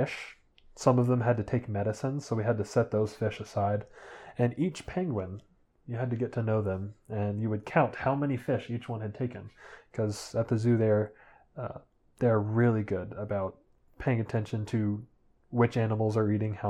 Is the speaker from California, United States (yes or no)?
no; Louisville, Kentucky, United States; The Louisville Zoo is my hometown zoo. It's the one that I grew up going to with my family